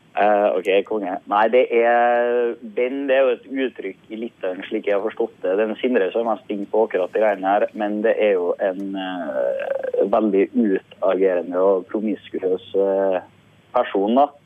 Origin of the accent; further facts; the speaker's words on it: Sunndalsøra, Møre og Romsdal, Norway; Akkurat nå befinner jeg meg i hjemkommunen min, eh, Sunndalsøra